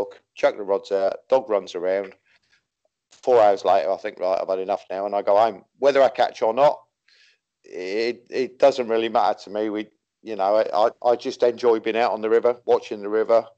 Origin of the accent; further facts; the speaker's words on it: Wakefield, Yorkshire and the Humber, United Kingdom; also born or lived in Chesham, Buckinghamshire / Biggleswade; now in Caspe, Spain; my neighbour took me and used to take me to a little place in Wakefield. I'm a Yorkshireman